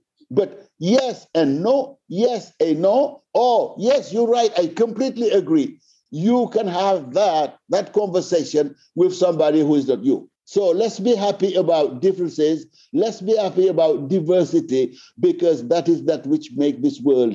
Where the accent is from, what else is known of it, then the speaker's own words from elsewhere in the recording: Senegal; I come from Senegal, Africa